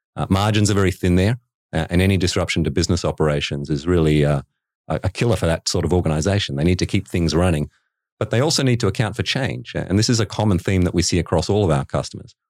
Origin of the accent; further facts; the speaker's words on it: Western Australia, Australia; moved away; growing up in Western Australia, uh, meant that, uh, I lived in an environment reasonably remote